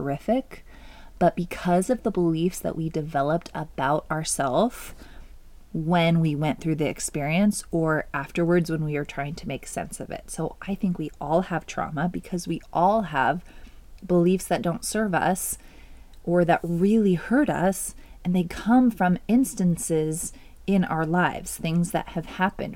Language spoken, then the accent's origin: English; Oregon, United States; also born or lived in California / Washington; I was born in California. We moved to Washington, where my brother was born, and then Oregon is where I grew up